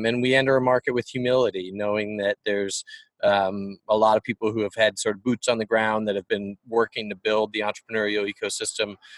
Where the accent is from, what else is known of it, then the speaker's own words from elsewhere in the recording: Richmond, Virginia, United States; moved away; I grew up in Richmond.